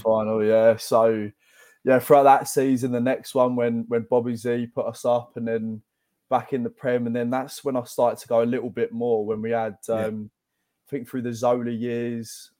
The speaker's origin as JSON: {"language": "English", "region": "London", "country": "United Kingdom", "tie": "born or raised there", "said": "I grew up in Barkingside in East London."}